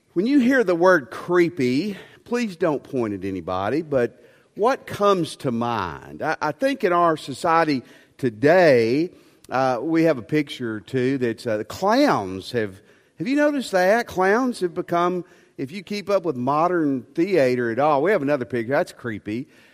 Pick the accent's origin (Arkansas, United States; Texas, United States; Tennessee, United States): Tennessee, United States; West; I grew up in West Tennessee